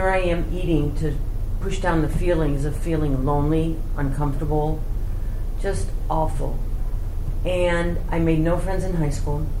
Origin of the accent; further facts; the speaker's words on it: St. Louis, Missouri, United States; I come from St. Louis. That's where I was born and raised